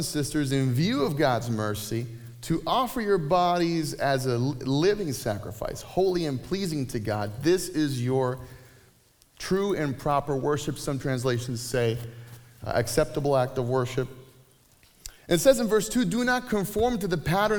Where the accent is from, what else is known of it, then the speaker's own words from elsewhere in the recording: Puerto Rico; moved away; I grew up in Puerto Rico in the 80s and 90s